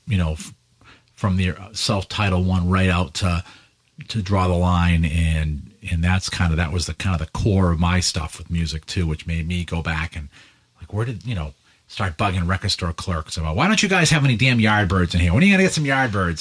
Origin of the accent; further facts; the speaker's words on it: Lowell, Massachusetts, United States; I was born in Lowell